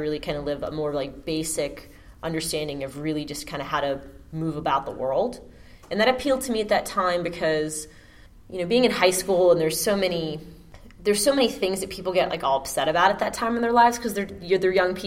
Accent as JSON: {"language": "English", "town": "Pittsburgh", "region": "Pennsylvania", "country": "United States", "also_born_or_lived": "Virginia / Florida", "moved": "yes", "lives_now": "Georgia, United States", "said": "I am in Georgia by way of Virginia, by way of Florida, but I'm from Pittsburgh"}